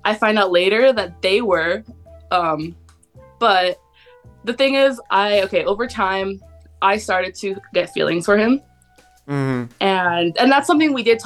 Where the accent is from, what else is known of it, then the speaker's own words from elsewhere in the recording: Riverside, California, United States; I'm from Riverside, California.